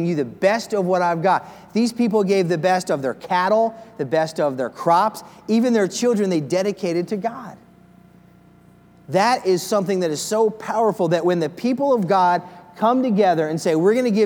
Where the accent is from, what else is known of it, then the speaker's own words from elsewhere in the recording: Philadelphia, Pennsylvania, United States; I'm from the Philadelphia area.